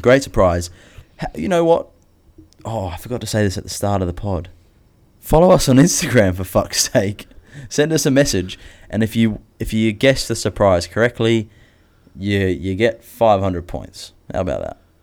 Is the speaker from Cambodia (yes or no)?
no; New Zealand; Growing up in New Zealand where nothing can kill you in the bush